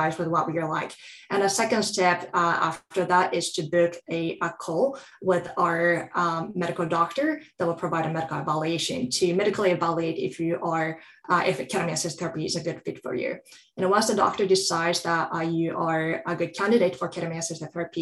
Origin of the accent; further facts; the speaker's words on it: Japan; moved away as an adult; also born or lived in Southeast Asia / Europe; now in United States; I grew up in Japan